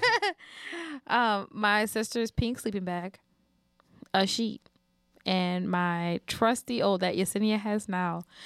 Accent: New Orleans, Louisiana, United States; also born or lived in Houston; we are both from New Orleans, born and raised, and we've lived here pretty much all our lives

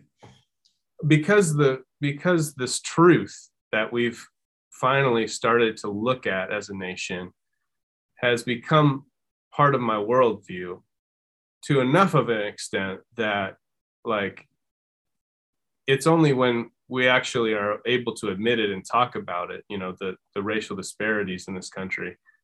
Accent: Minnesota, United States; I grew up in Minnesota

